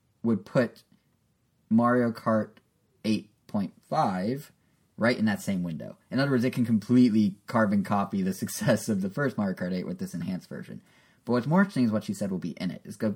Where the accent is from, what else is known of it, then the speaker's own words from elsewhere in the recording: Montana, United States; moved away; when I was still growing up in Montana